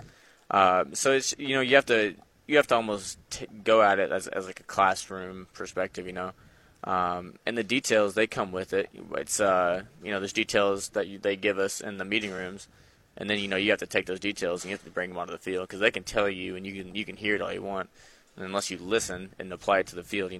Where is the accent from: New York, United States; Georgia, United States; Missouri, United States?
Missouri, United States; Sedalia; now in Jonesboro, United States; I'm from Sedalia, Missouri, up there around Kansas City